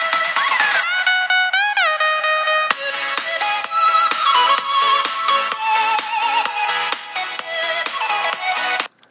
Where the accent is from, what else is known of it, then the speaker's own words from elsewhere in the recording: Canada; we're Canadian